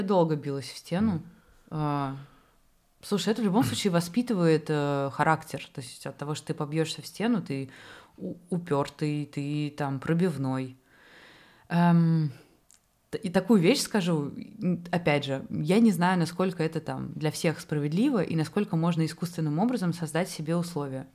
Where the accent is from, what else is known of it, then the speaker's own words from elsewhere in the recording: Moscow, Russia; я сама, например, москвичка